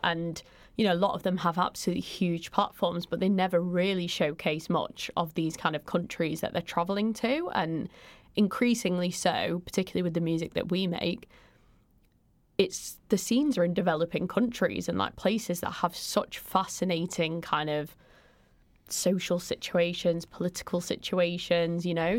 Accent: Manchester, North West England, United Kingdom; I grew up in South Manchester

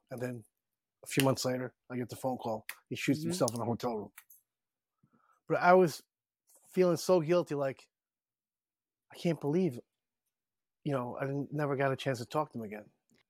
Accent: Philippines; And I'm Filipino. In Tagalog, Kabigan means friends.

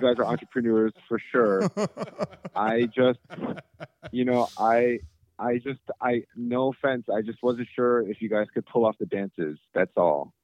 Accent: United States; being proud of being Korean. I'm also American

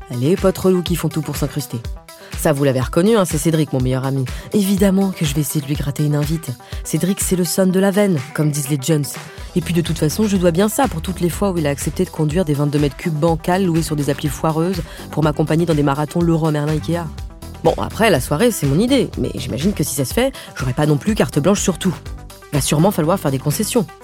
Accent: France; comme je suis pas du tout américaine, en tant que française

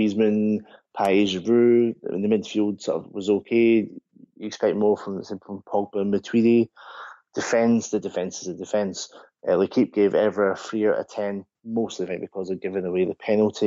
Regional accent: Scotland, United Kingdom; as a Scotsman

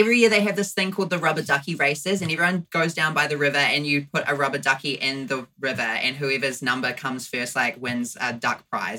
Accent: Central Hawke's Bay, New Zealand; I grew up in Central Hawke's Bay

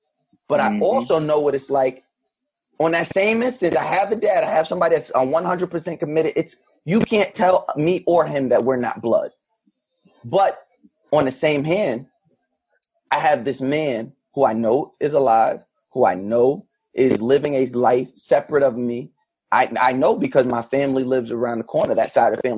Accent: United States; being a black boy or child and growing up in America with the experience we have

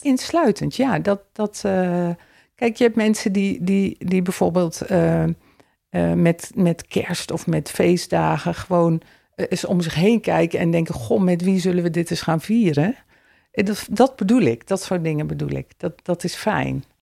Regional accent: Elst, Gelderland, Netherlands; Elst is mijn geboortedorp

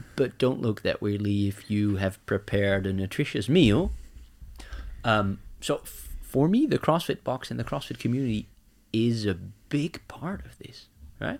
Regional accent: Netherlands; moved away as an adult; now in Norway; I'm from the Netherlands.

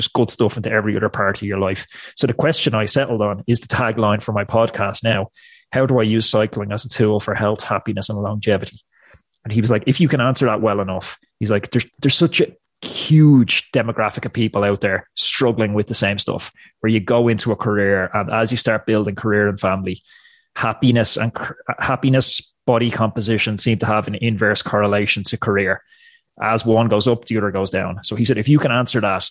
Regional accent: Ireland; also born or lived in United States; You can probably tell from the accent, I'm not American, I'm Irish

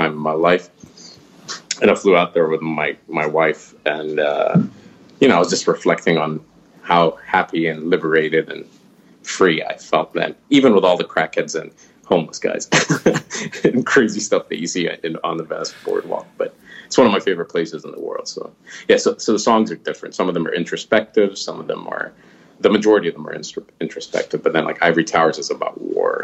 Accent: Qatar; we have probably the biggest American base, military base outside of the States in my hometown

